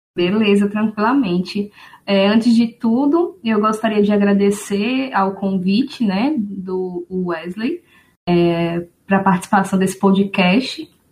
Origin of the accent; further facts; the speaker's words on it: Aracaju, Sergipe, Brazil; eu sou da cidade de Aracaju, Sergipe, né? Resido aqui até hoje.